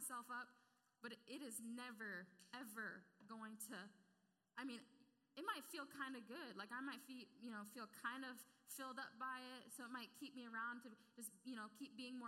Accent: Clarksville, United States; I grew up in Clarksville

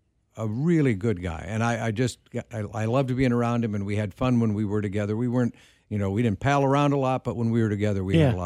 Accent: Wisconsin, United States; I grew up in Wisconsin.

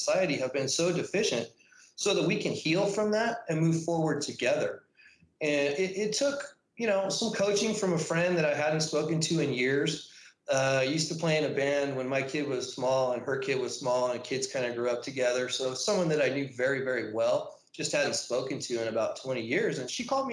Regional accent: National City, California, United States; also born or lived in Chula Vista; I'm from National City. Was born there at Paradise Valley Hospital. Went to grade school, middle school, and high school there

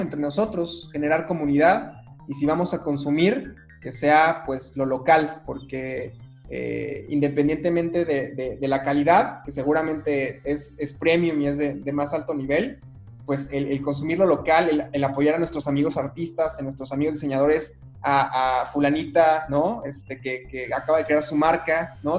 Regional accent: Mexico; yo como mexicano

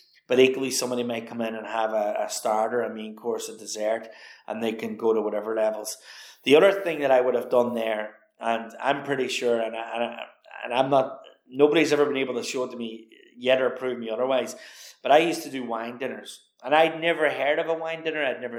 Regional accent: County Donegal, Ireland; growing up in the Rosapenna, like, you know, farm to fork was something we always did.

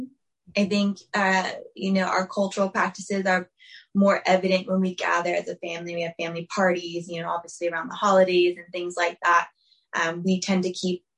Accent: San Bruno, California, United States; now in Los Angeles, United States; I'm originally from Bay Area, California. Specifically, I grew up in a small town called San Bruno, which is part of, like, it's just south of San Francisco

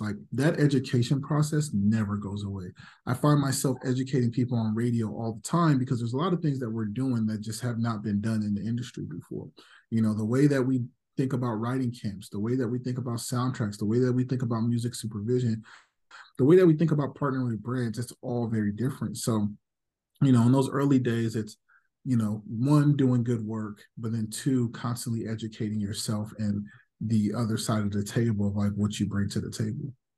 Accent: Las Vegas, Nevada, United States; also born or lived in Los Angeles; I was born in L A, but I grew up in Vegas

